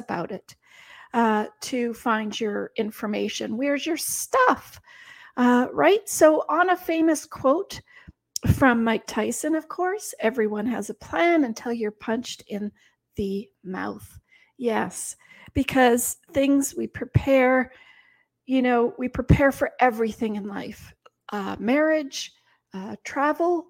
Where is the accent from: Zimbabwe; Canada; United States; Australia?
Canada; we're Canadian